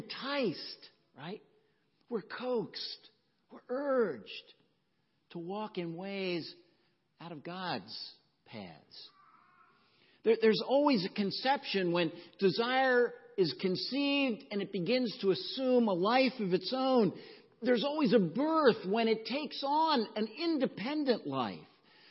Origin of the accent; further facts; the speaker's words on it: the South, United States; growing up in the South